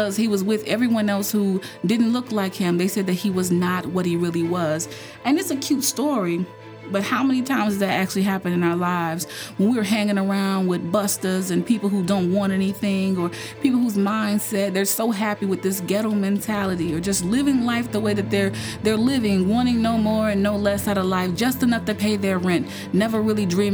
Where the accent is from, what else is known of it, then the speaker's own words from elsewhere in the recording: North Carolina, United States; I grew up in North Carolina, just a huge ACC town